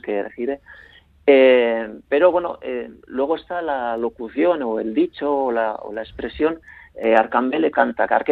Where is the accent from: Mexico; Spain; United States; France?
Spain; la zona del vidaso donde yo nací